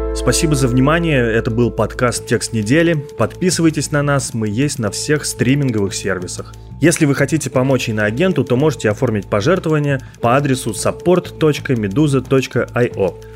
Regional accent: Kirov, Kirov Oblast, Russia; now in Moscow, Russia; я сам из Кирова

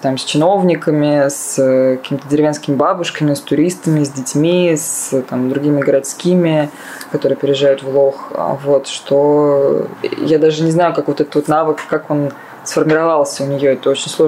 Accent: Saratov, Saratov Oblast, Russia; moved away; Да, из Саратова я приехала 10 лет назад, но продолжаю туда э, часто есть

